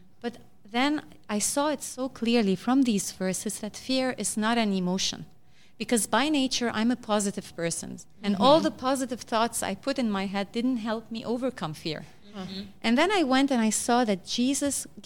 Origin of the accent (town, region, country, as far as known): Lebanon